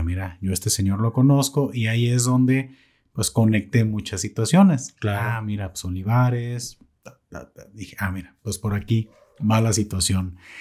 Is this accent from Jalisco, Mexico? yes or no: yes; Totonilco, Jalisco, Mexico; moved away as an adult; now in Zapotlanejo, Mexico; Yo no soy de Zapotlanejo. ya, este, ya me hice de Zapotlanejo. Claro. Yo soy de Totonilco